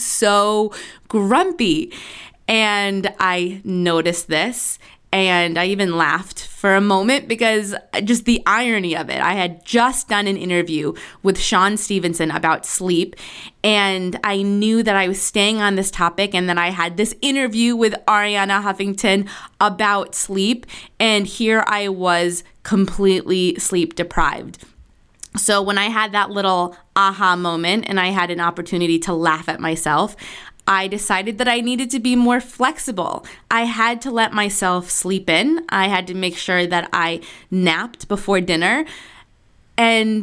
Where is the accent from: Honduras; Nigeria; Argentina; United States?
Argentina; moved away; I was born in Argentina, so I have all of my aunts and my uncles and my cousins and my second cousins and my great aunts and uncles. They're all there.